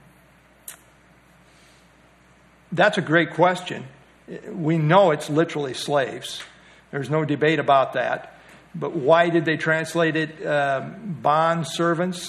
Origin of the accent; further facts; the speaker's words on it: United States; as American Christians